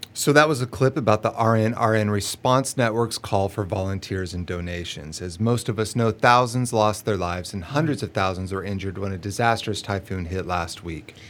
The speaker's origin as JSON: {"language": "English", "region": "Oklahoma", "country": "United States", "tie": "born or raised there", "moved": "yes", "said": "my home state, Oklahoma"}